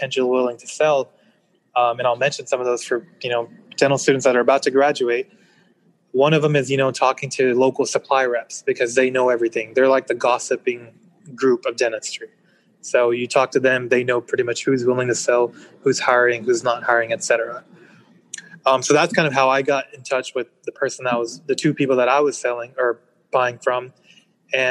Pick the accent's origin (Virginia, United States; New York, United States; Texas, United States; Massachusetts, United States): Texas, United States; also born or lived in Pakistan; I was born in Pakistan, and I moved here when I was three, so essentially raised here in Texas